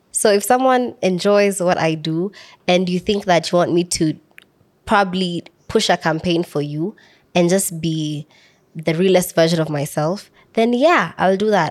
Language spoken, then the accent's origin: English; Samburu County, Kenya; I'm from Samburu County